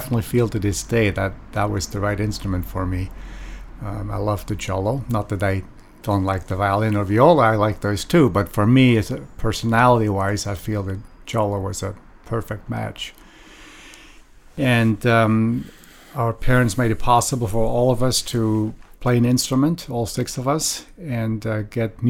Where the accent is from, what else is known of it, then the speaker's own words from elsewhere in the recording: Lengnau, Bern, Switzerland; now in San Francisco, United States; Born in Bern, the capital city of Switzerland, but grew up in a small town, a watchmaking town about maybe 20 miles north of Bern, a town of about 4,500 people. The town's name is called Lengnau